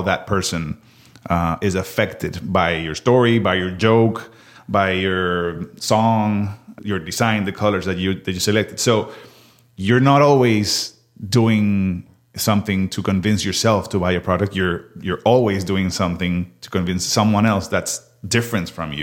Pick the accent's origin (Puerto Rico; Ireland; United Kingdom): Puerto Rico; Mayagüez; moved away as an adult; now in Austin, United States; I am originally from Puerto Rico, from Mayagüez, Puerto Rico. And after that, I did my undergrad in psychology over there